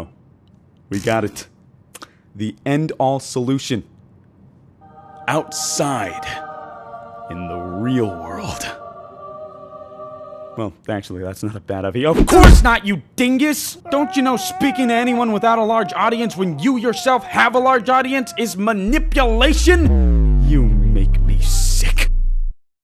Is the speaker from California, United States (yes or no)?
yes; California, United States; moved away as an adult; being born and raised in California